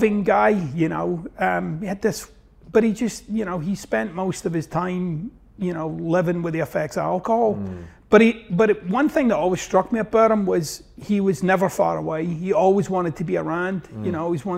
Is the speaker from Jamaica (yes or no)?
no; Glasgow, Scotland, United Kingdom; moved away as an adult; now in United States; I got this wonky accent, so I'm originally from Glasgow, Scotland, and actually from the east end of Glasgow